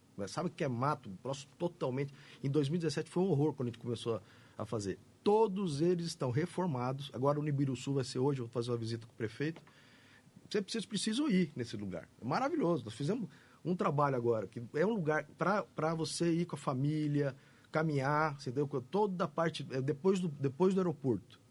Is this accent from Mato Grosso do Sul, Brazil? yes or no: yes; Campo Grande, Mato Grosso do Sul, Brazil; Eu sou, nasci aqui, né, Nasci na Cano Mariano, sou Campo Grandense, minha família é toda daqui